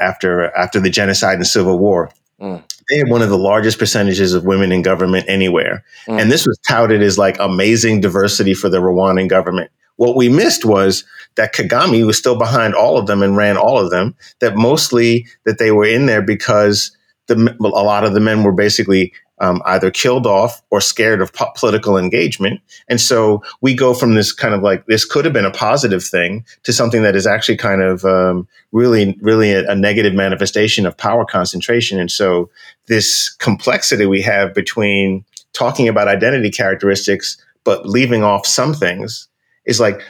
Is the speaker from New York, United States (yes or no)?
yes; New York, United States; I'm a brother from New York.